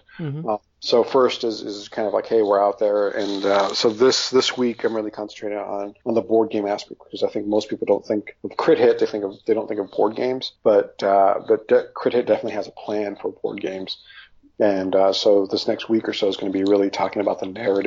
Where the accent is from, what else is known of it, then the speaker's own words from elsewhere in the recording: Los Angeles, California, United States; I grew up in Hollywood, like around all this stuff